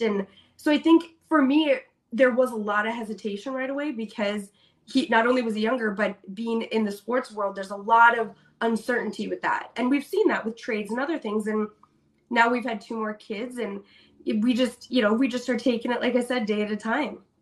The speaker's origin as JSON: {"language": "English", "region": "Minnesota", "country": "United States", "tie": "born or raised there", "said": "I'm from Minnesota"}